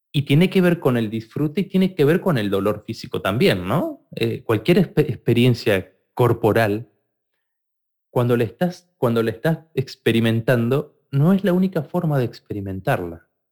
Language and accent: Spanish; Argentina; soy argentino